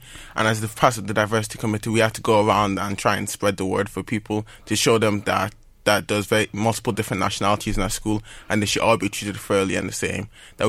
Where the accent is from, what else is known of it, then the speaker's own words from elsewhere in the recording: Ireland; Well, my parents were born in Nigeria, but yes. I was born in Ireland.